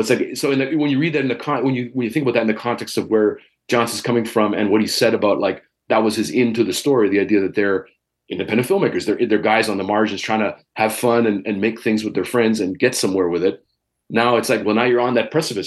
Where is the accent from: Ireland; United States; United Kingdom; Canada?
Canada; Toronto, Ontario; as a Canadian and as a local